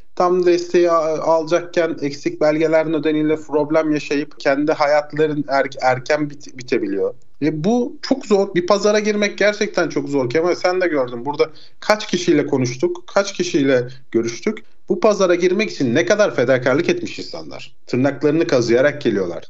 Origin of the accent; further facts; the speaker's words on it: Aydın, Turkey; moved away as an adult; now in London, United Kingdom; Aydın'ın nüfusu bile 1 milyon. Benim memleketim olduğu için söylüyorum.